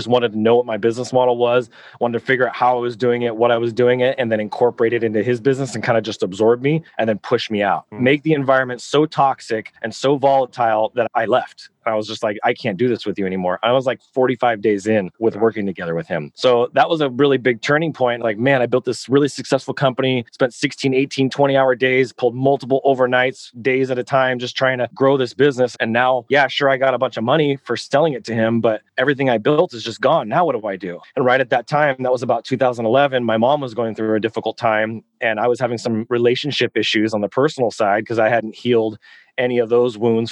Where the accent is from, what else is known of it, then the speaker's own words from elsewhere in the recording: hometown about 25 miles from Sacramento, California, United States; I moved locations from my hometown